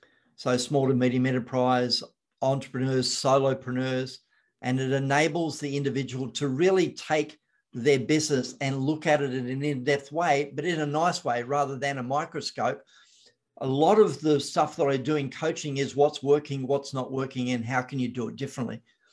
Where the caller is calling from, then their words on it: Victoria, Australia; Victoria, Australia.